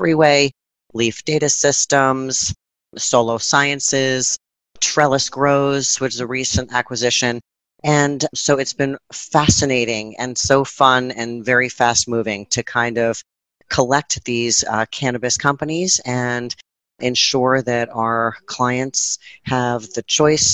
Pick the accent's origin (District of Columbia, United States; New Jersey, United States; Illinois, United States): New Jersey, United States; I grew up in New Jersey